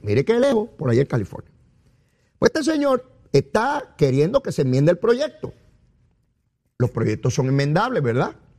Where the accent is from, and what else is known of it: Puerto Rico